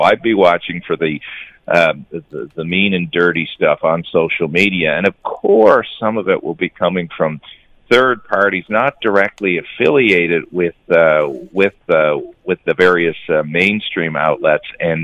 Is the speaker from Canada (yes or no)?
yes; Newfoundland and Labrador, Canada; accent: Newfoundland; in my Newfoundland parlance